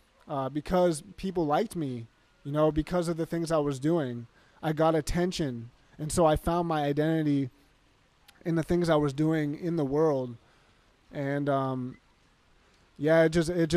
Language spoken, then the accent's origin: English; Massachusetts, United States; now in Arizona, United States; I grew up in Massachusetts and I moved here to Arizona.